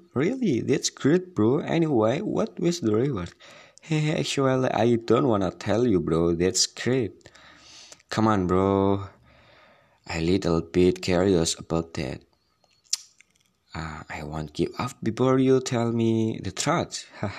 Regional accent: Semarang, Central Java, Indonesia; English is a second language; Yeah, I'm originally from Semarang. I live with my parent in annoying sister.

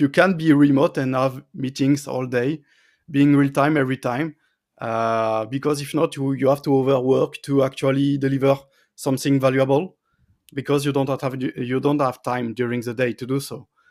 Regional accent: France; also born or lived in Paris; I was close to my family and friends in my hometown

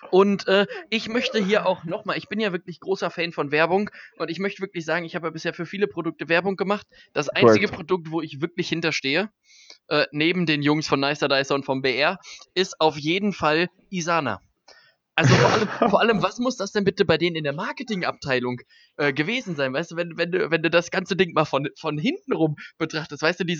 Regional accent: Birlinghofen, North Rhine-Westphalia, Germany; ich komme ja äh, eigentlich aus Birlinghofen

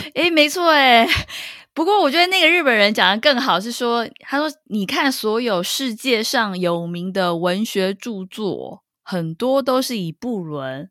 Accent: Taipei, Taiwan; 我们台北人

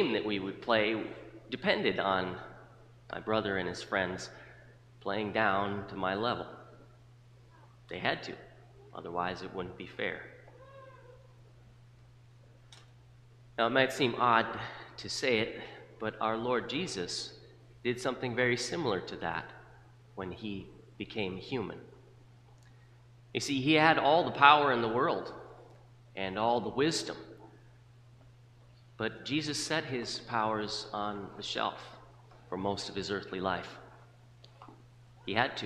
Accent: South Dakota, United States; When I was growing up in South Dakota

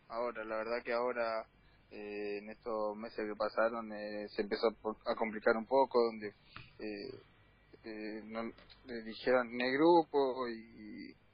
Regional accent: Villa Fiorito, Buenos Aires Province, Argentina; yo nací en Fiorito.

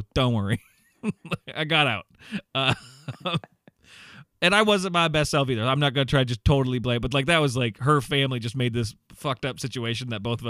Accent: Iowa, United States; now in Chicago, United States; no, I'm from Iowa. I live in Chicago right now.

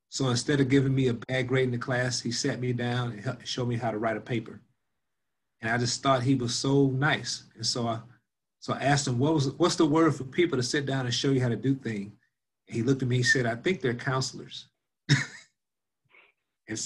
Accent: Spanish Lake, Missouri, United States; also born or lived in St. Louis, Missouri; I grew up in Spanish Lake, Missouri

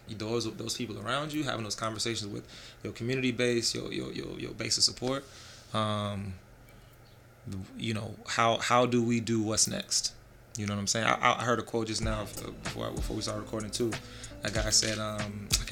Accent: Jacksonville, Florida, United States; I'm from Jacksonville

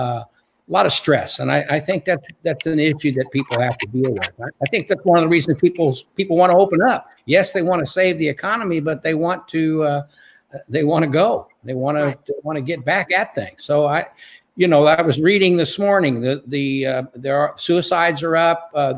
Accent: Evansville, Indiana, United States; moved away; I'm in Indiana, as you know, today, and in Evansville, my hometown.

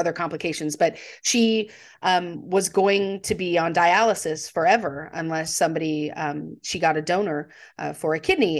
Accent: Texas, United States; I grew up in Texas, which is not technically the South, but it's close enough to Louisiana

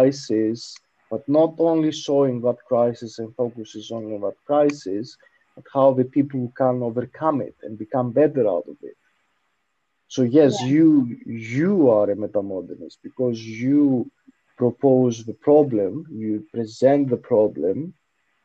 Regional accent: Greece; we come from Greece

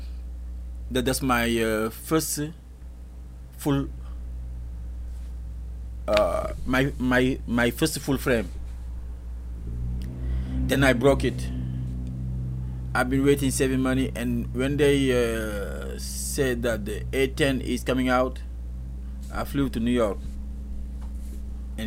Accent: Mboro, Thiès, Senegal; moved away; It's the city or village where I grew up in Senegal, and it's called Mboro.

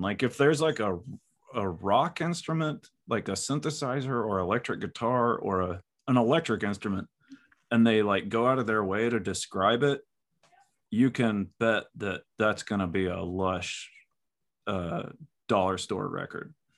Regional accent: Texas, United States; I'm like a Texan.

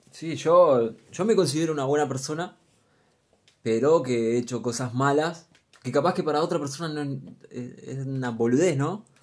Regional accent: Luján, Buenos Aires Province, Argentina; Soy de Luján, 26 añitos nada más.

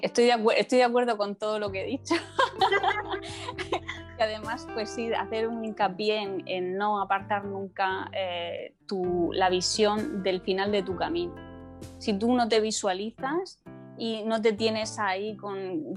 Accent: Murcia, Region of Murcia, Spain; aquí en mi ciudad, que es a la que se lo debo todo, porque eh, siempre lo digo, me siento muy murciana

